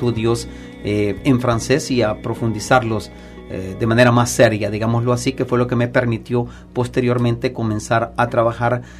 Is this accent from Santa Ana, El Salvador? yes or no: no; San Salvador, El Salvador; moved away as an adult; now in Montreal, Canada; San Salvador, de la capital.